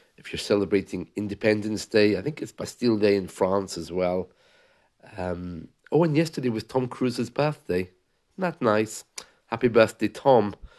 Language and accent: English; England, United Kingdom; also born or lived in Scotland; I was born in Scotland." uh, but lived in England for a while and grew up in England